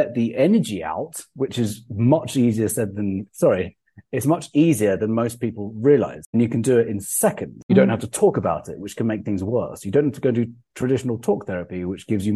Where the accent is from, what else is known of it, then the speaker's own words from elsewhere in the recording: England, United Kingdom; I'm English